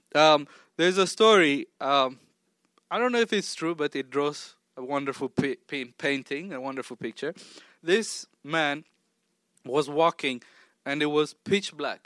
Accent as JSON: {"language": "English", "country": "Tanzania", "tie": "born or raised there", "also_born_or_lived": "Ethiopia / Oklahoma", "moved": "yes", "lives_now": "Maryland, United States", "said": "I grew up half, more than half my life in Tanzania, which is also East Africa"}